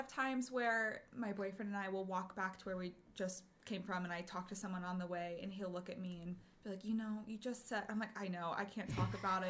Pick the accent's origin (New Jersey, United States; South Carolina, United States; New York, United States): New Jersey, United States; moved away; I'm from Jersey.